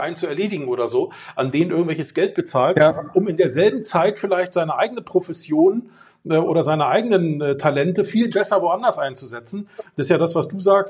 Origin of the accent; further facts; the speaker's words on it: Germany; ich bin halt Deutscher